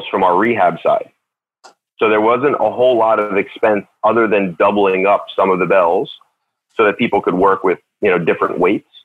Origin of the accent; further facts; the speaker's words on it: right outside of Philadelphia, Pennsylvania, United States; moved away as an adult; also born or lived in Baltimore, Maryland; now in Sykesville, Maryland, United States; I grew up right outside of Philadelphia